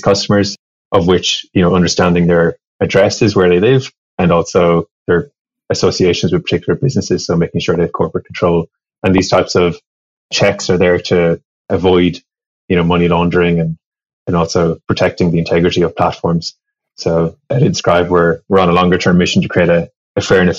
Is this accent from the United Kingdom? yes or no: no; Ireland; now in San Francisco, United States; originally, I grew up in Ireland and studied electronic engineering